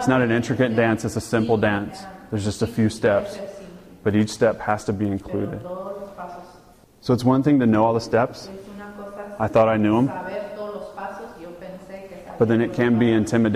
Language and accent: English; Georgia, United States; I'm from Georgia